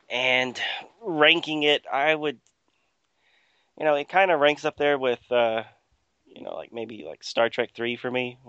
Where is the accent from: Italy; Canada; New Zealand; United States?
United States; we're both from United States.